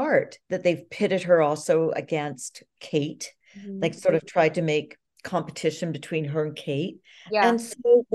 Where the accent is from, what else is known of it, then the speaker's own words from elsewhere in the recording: Canada; being a Commonwealther, since I'm Canadian